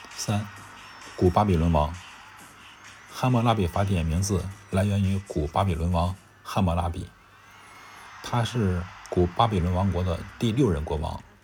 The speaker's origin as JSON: {"language": "Chinese", "country": "China", "said": "作为一个中国人"}